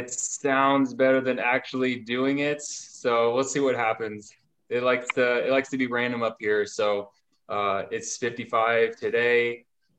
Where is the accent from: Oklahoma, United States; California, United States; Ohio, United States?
Ohio, United States; moved away as an adult; now in North Dakota, United States; I am originally from Ohio, but the Air Force has brought me to North Dakota for the last 12 years, so we developed roots up here